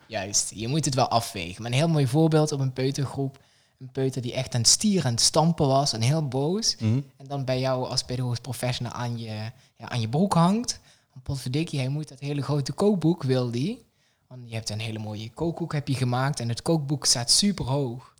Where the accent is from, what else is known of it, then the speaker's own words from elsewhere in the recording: south of the Netherlands, Netherlands; in het zuiden waar ik vandaan kom